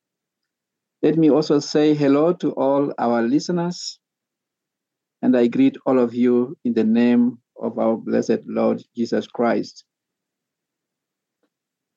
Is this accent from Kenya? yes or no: yes; Kenya; first language Sabaot; English is a second language; This is my mother tongue now. In Kenya, we have more than 50 languages, the vernacular languages, and this is Sabaot language.